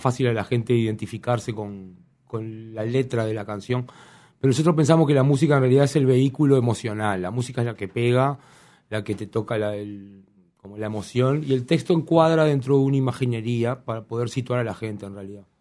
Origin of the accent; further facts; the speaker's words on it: La Paz, Canelones, Uruguay; somos de La Paz varios